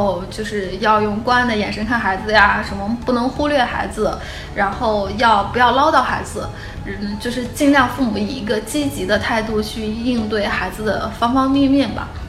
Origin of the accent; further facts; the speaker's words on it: Beijing, China; 后来我发现我是北京的，然后我站在北京的队列